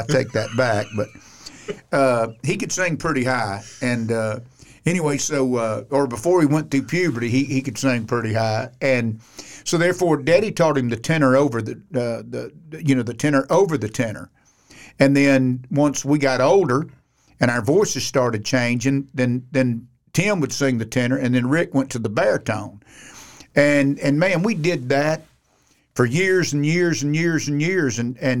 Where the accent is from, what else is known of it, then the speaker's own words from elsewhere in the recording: Sanford, Florida, United States; But I actually was born in Sanford, Florida. Mm. Now, I'm a Floridian. I'm an old cracker. So I grew up there.